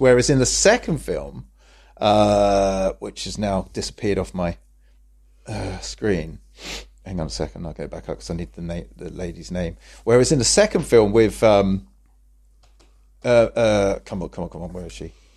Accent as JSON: {"language": "English", "region": "England", "country": "United Kingdom", "said": "we're English."}